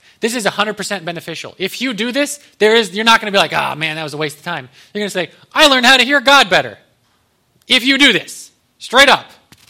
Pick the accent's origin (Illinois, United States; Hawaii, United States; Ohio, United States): Ohio, United States; born there; moved away as an adult; now in Texas, United States; I was like, I'm from Texas. I was born in Ohio. But we moved down in 2016, 2 days before my birthday.